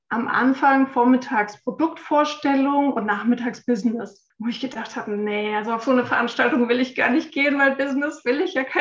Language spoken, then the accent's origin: German; Frankfurt, Hesse, Germany; ich bin 46 Jahre alt, bin eine waschechte Frankfurterin